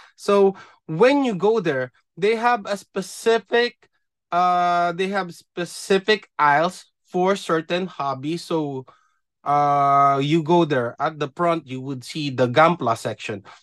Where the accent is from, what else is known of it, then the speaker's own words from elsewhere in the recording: Philippines; now in Japan; being a Filipino, being from the Philippines